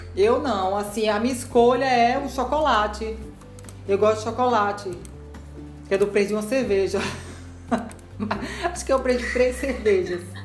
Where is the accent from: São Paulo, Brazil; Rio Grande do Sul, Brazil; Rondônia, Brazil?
Rondônia, Brazil; moved away; eu fui criada lá em Rondônia